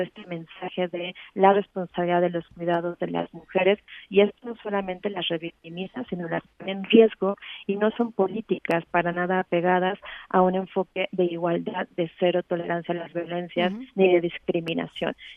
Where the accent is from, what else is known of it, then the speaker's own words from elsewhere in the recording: Mexico; nosotros implementarlo como Estado mexicano